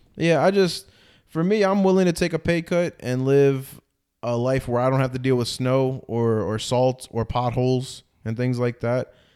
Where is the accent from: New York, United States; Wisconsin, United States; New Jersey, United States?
New Jersey, United States; moved away as an adult; also born or lived in Edison, New Jersey; now in Florida, United States; I'm from Jersey